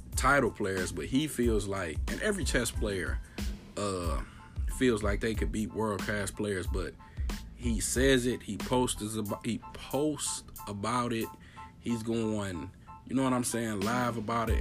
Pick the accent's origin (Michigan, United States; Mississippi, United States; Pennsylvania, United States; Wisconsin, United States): Michigan, United States; Detroit; I'm from Detroit, Michigan.